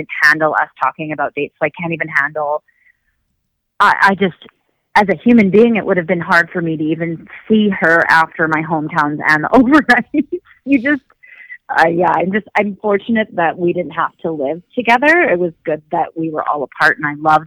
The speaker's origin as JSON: {"language": "English", "town": "Chicago", "region": "Illinois", "country": "United States", "tie": "born or raised there", "also_born_or_lived": "Michigan", "moved": "as an adult", "lives_now": "Canada", "said": "We went to Chicago because that's where my family is"}